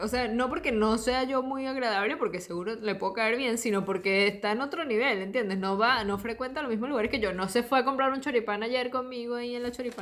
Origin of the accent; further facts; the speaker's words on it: Margarita Island, Nueva Esparta, Venezuela; moved away as an adult; now in Argentina; yo crecí en Margarita